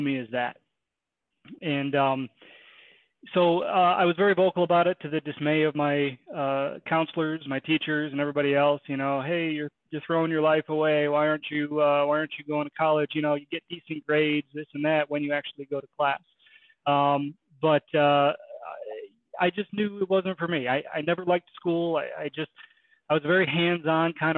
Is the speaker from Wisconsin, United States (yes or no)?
yes; Kenosha, Wisconsin, United States; grew up in Kenosha, Wisconsin, Midwest